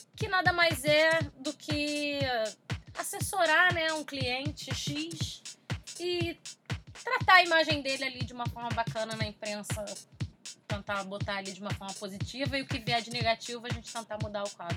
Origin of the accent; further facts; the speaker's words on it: Rio de Janeiro, Brazil; also born or lived in Taguatinga, Distrito Federal; Todo mundo é daqui do Rio